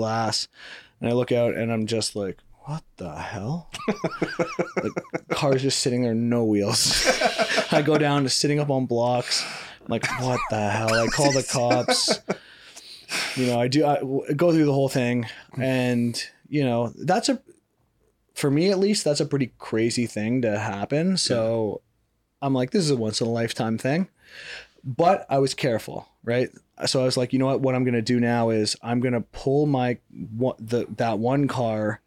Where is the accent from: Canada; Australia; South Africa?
Canada; moved away; I grew up in Canada where it's like, yeah, you know, people leave their doors unlocked and stuff